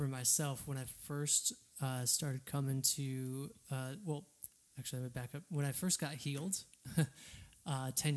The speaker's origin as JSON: {"language": "English", "town": "Holland", "region": "Michigan", "country": "United States", "moved": "as an adult", "lives_now": "Atlanta, United States", "said": "I'm originally from Michigan, Holland, Michigan"}